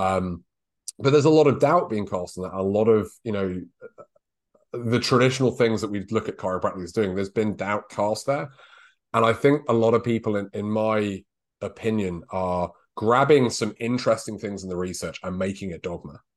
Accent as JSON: {"language": "English", "country": "United Kingdom"}